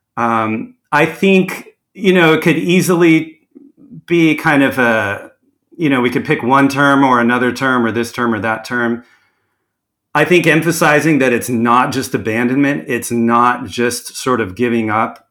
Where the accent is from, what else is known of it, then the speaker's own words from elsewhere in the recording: Orange County, California, United States; also born or lived in Carlsbad, California; I grew up in Orange County, um, kind of far from the coast, you know, before I was ten years old